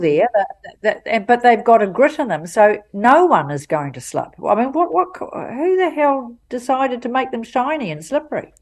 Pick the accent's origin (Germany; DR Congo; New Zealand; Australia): New Zealand; Auckland; I'm from Auckland. Love Auckland. Always been here most of the time